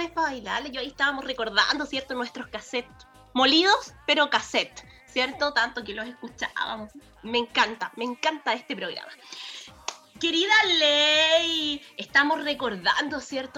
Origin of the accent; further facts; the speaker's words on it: Fifth Region, Valparaíso, Chile; Yo soy de la quinta región